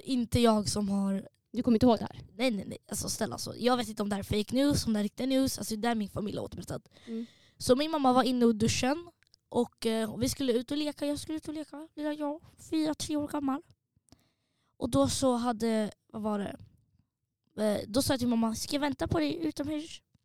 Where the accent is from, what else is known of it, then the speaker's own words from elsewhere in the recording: Linköping, Östergötland, Sweden; hela min hemstad